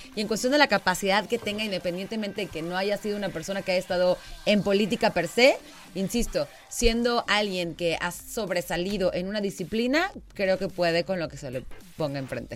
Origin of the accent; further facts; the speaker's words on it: Querétaro, Mexico; Yo nací en el Hospital Margarita, o sea, cien por ciento queretana.